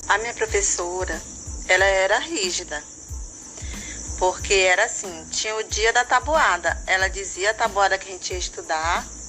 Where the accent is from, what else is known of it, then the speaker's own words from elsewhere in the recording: Imperatriz, Maranhão, Brazil; Eu nasci aqui na Imperatriz, minha família toda era daqui.